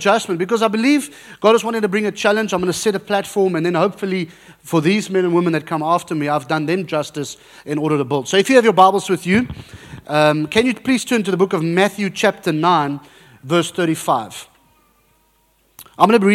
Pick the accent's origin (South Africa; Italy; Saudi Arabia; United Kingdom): South Africa; moved away; I'm South African, very South African with a Dutch background.